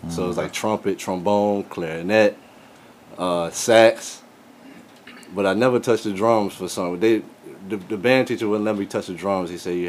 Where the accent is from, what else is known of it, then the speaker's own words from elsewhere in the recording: Fredericksburg, Virginia, United States; I'm from Fredericksburg, Virginia.